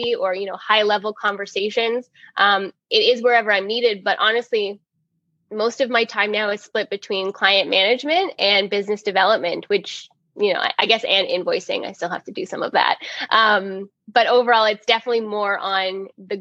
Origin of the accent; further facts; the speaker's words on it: Toronto, Ontario, Canada; From Toronto